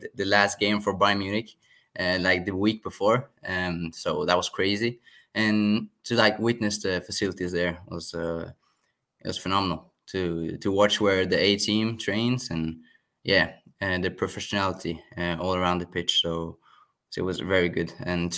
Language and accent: English; Norway; I am from Norway